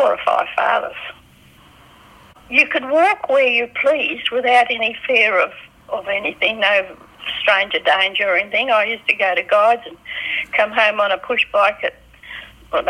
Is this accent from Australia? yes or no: yes; Perth, Western Australia, Australia; I was born the 27th of March, 1924, in Western Australia, Victoria Park, Enfield Street, at 9:30 p.m. at home